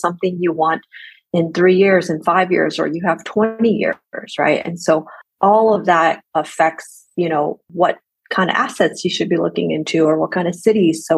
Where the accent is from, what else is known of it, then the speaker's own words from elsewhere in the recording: Texas, United States; I'm from Texas